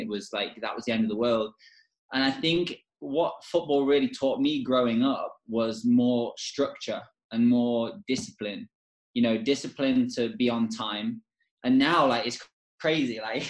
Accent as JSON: {"language": "English", "region": "England", "country": "United Kingdom", "tie": "born or raised there", "said": "when I was in the academy and growing up in England"}